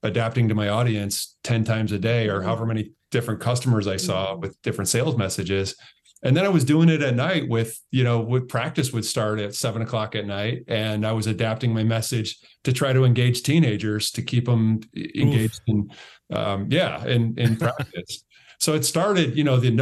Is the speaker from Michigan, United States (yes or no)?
yes; Michigan, United States; I'm from Michigan